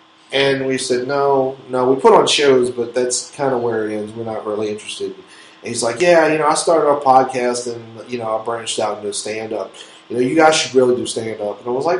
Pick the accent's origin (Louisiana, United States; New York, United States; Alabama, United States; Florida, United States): Louisiana, United States; New Orleans; But we're from New Orleans, but we're not New Orleans podcasters.